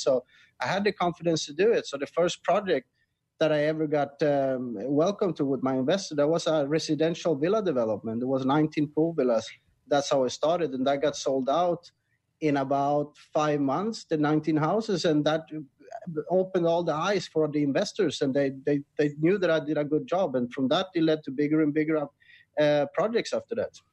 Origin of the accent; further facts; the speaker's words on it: Sweden; moved away as an adult; now in Thailand; I'm originally from Sweden, and I was never happy there